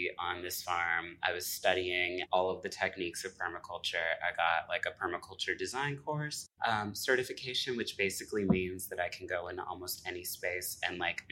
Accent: Midwest, United States; moved away as an adult; also born or lived in Indianapolis, Indiana / New York; I grew up between like Gary and Chicago

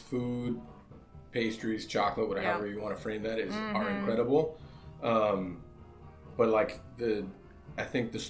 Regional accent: Miami, Florida, United States; I'm from Little Havana.

